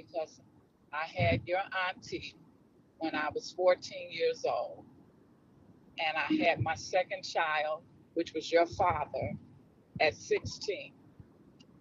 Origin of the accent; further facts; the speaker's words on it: Chicago, Illinois, United States; I was born in Chicago, Illinois, in 1952